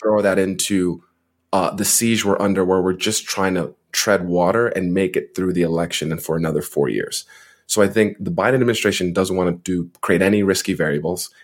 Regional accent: New Jersey, United States; also born or lived in Montreal, Canada; I'm from New Jersey, so he was my former representative

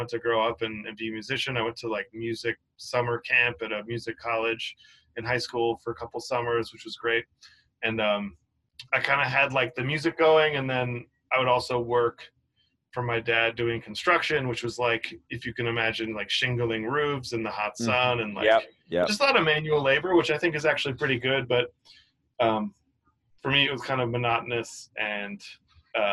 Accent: Cape Cod, Massachusetts, United States; moved away as an adult; now in New York City, United States; I grew up on Cape Cod, which is like kind of like a beach area

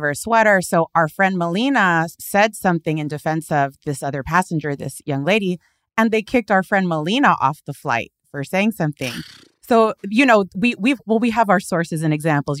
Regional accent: San Gabriel Valley, California, United States; also born or lived in Mid-City, Los Angeles; I grew up in the San Gabriel Valley

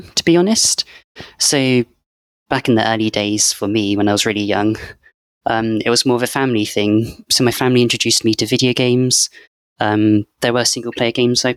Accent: Cornwall, South West England, United Kingdom; moved away; I come from Cornwall.

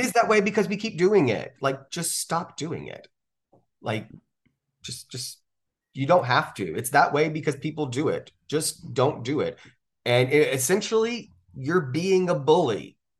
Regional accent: the South, United States; I'm from the South

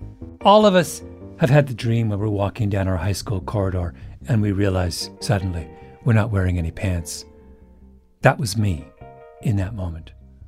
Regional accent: not far from Toronto, Ontario, Canada; moved away; I grew up not far away, and I went to college in Toronto, about a mile from the theater.

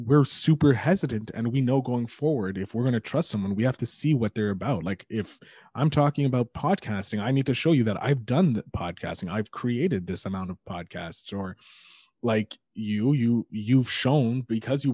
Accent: Montreal, Quebec, Canada; I'm a nobody from Montreal

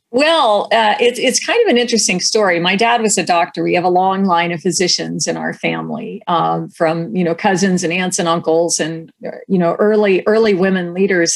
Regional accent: Delaware, Ohio, United States; moved away as an adult; also born or lived in Washington, D.C. / New Haven, Connecticut; now in California, United States; I grew up in central Ohio in a small town called Delaware, Ohio

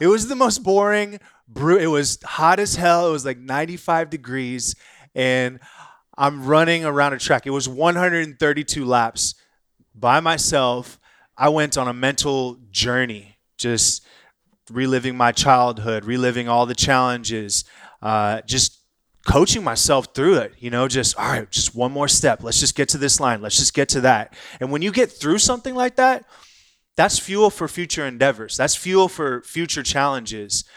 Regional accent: Irvine, California, United States; moved away as an adult; also born or lived in Inglewood, Los Angeles / England / San Francisco; now in Austin, United States; grew up in Orange County. So, just south of L A. Graduated high school in Irvine, California

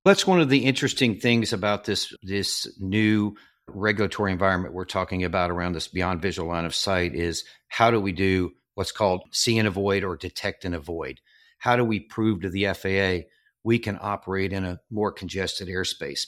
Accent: southern Arkansas, United States; moved away as an adult; I grew up in southern Arkansas

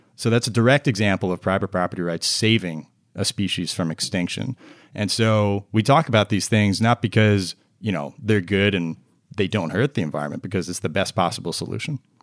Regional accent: New Jersey, United States; moved away as an adult; now in Washington, D.C. area, United States; I'm a Jersey boy. I was from New Jersey originally

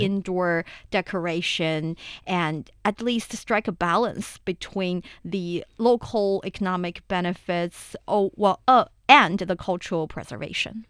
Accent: Shaanxi, China; my hometown, Shenxi Province, and also Shanxi Province

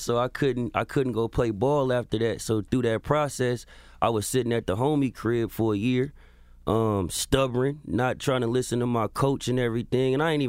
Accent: California, United States; So I'm from the Bay Area. The Bay Area.

